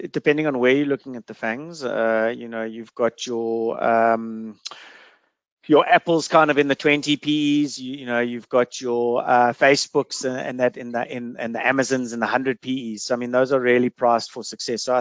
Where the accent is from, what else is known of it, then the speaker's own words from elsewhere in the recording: South Africa; I think as a South African, you should look to try and have you know half of your investable cash offshore.